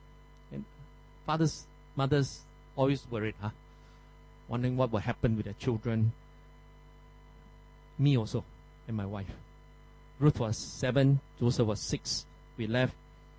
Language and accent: English; Malaysia; also born or lived in Philippines; now in Singapore; I'm a Malaysian.